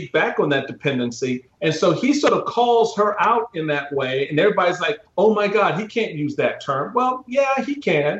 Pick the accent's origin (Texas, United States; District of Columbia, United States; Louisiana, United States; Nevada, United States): District of Columbia, United States; Washington; where I grew up in Washington, D.C.